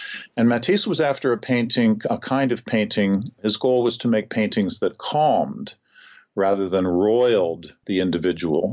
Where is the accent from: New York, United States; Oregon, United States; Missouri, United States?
Missouri, United States; St. Louis; the St. Louis Art Museum, my hometown museum